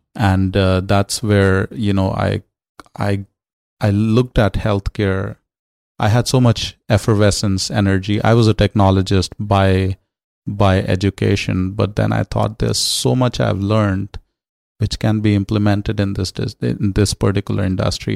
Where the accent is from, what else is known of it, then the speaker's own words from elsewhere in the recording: New Delhi, Delhi, India; moved away as an adult; also born or lived in Los Angeles, California; now in United States; growing up in New Delhi